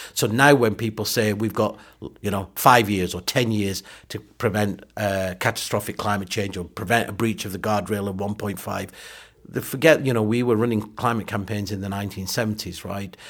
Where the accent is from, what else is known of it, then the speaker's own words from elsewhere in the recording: Burnley, North West England, United Kingdom; also born or lived in Pakistan; I grew up in Burnley, in Lancashire, in the s, seventies and eighties.